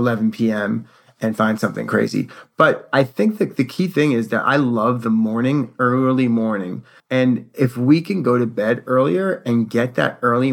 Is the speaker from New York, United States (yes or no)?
yes; New York City, New York, United States; moved away; somebody who was born and raised in New York City